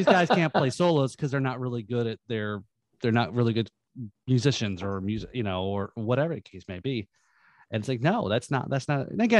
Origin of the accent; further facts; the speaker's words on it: Northeast, United States; Yeah, I grew up in the Northeast, so there's a lot of rock.